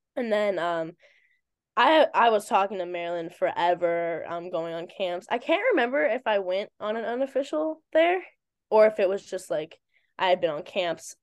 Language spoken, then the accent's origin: English; Virginia, United States; moved away as an adult; now in New Jersey, United States; I'm from Virginia.